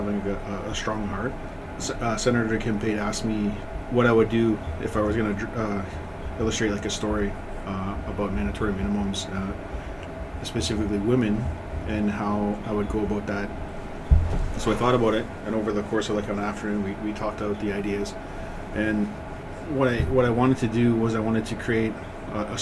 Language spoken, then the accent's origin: English; Ontario, Canada; also born or lived in Rolling River Reserve, Manitoba; my home reserve is Rolling River, but I grew up in Ontario